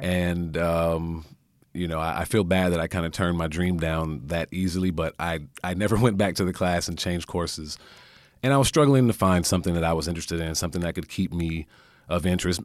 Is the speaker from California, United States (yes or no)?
yes; California, United States; I'm from California